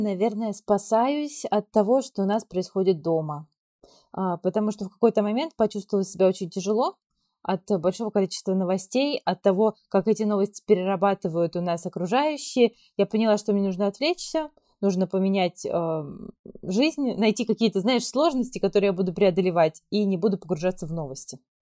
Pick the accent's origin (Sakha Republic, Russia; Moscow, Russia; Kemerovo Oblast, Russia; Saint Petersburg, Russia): Kemerovo Oblast, Russia; moved away as an adult; now in Turkey; я э, вообще родом из Кемеровской области